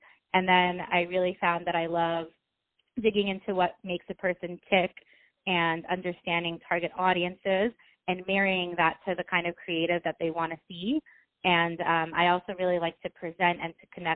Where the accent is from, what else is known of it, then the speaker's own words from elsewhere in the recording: United States; also born or lived in Ukraine; I was born in Ukraine. My family, we immigrated to America when I was about 4 years old